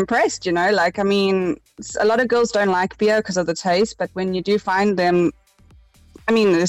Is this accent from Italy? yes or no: no; South Africa; I am South African, and as South African girls really do like our beer and rugby